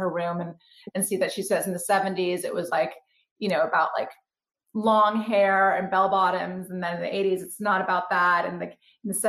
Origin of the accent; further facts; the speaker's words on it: San Francisco, California, United States; growing up in San Francisco in the 80s